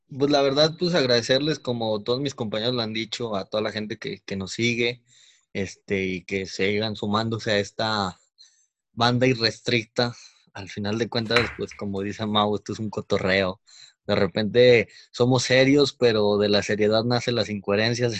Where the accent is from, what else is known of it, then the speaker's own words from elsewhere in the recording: Mexico; como mexicanos